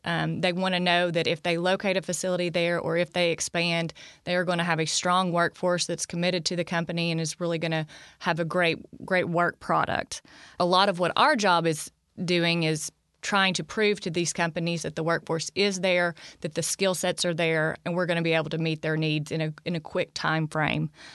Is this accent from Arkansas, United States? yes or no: yes; Arkansas, United States; I grew up in Arkansas all my life